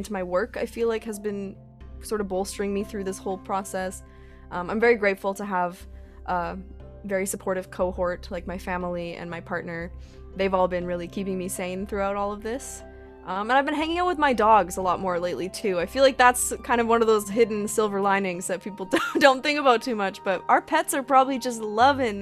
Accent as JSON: {"language": "English", "area": "outside Edmonton, past Sherwood Park", "region": "Alberta", "country": "Canada", "tie": "born or raised there", "also_born_or_lived": "Fort McMurray", "said": "I actually live on an acreage just outside of Edmonton, past Sherwood Park"}